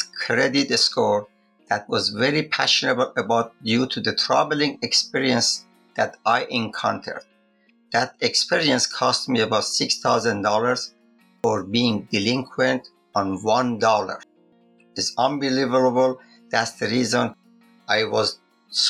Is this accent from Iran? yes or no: yes; Iran; I'm from Iran